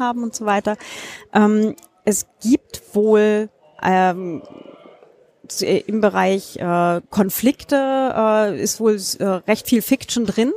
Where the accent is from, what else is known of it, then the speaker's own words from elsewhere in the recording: Germany; aus meiner Heimatstadt hier in Deutschland